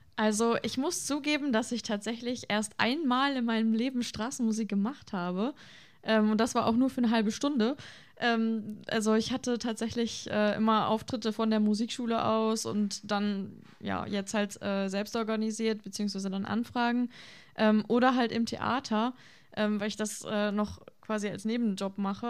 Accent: Vlotho, North Rhine-Westphalia, Germany; moved away as an adult; now in Osnabrück, Germany; Ich komme ursprünglich aus Floto

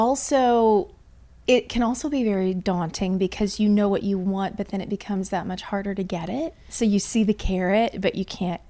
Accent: Indiana, United States; also born or lived in Louisville, Kentucky; I am from Indiana originally.

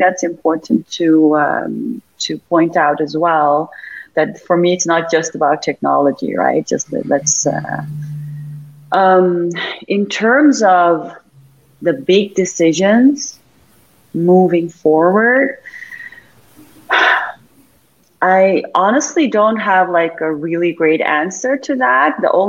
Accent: Amsterdam, North Holland, Netherlands; English is a second language; now in Dubai, United Arab Emirates; I keep talking about Dubai, even though I'm from Amsterdam

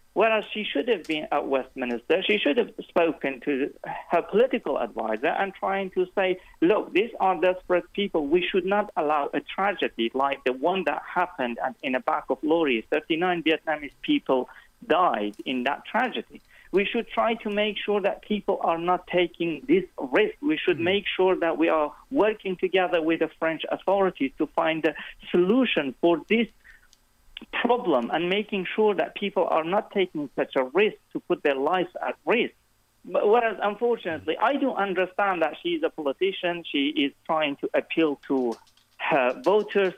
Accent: Iranian Kurdistan, Iran; moved away as an adult; also born or lived in Turkey; now in United Kingdom; I grew up in Iranian Kurdistan

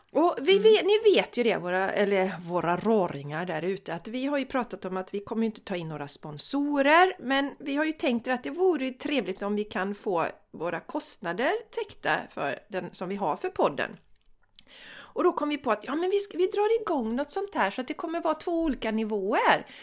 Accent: Borås, Västra Götaland, Sweden; also born or lived in Landvetter; jag är ju från Borås också

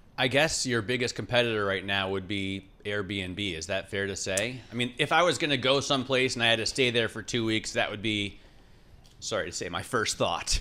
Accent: Ohio, United States; Growing up in Ohio

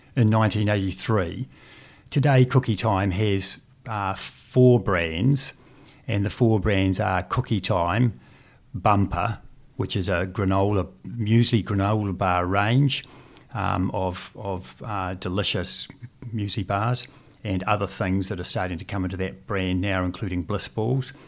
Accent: Christchurch, Canterbury, New Zealand; also born or lived in Dunedin; I was born in Dunedin and, and moved to Christchurch at the age of two and went through the state school system here in Christchurch

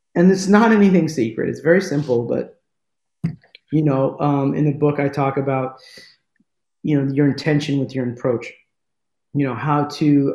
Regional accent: United States; accent: American; i have an american accent and I'm from America

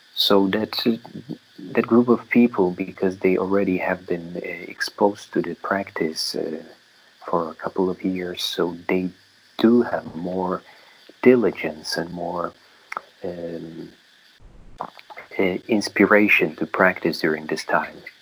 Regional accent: Poland; moved away as an adult; now in Myanmar; community of lay practitioners in my hometown in Poland

